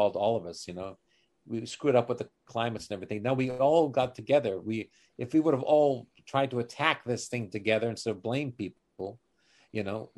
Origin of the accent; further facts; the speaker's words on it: Canada; as a Canadian